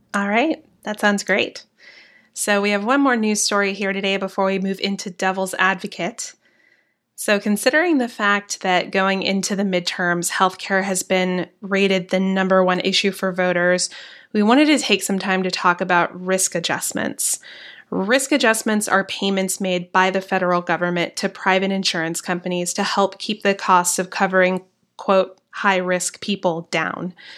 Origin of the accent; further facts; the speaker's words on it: the South, United States; accent: Southern; I'm from the South